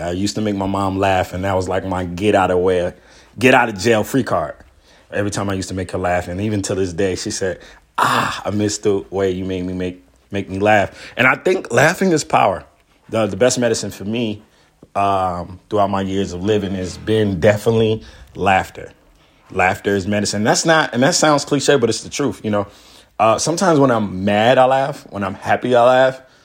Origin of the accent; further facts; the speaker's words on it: Miami, Florida, United States; moved away; also born or lived in Atlanta; I was born in Miami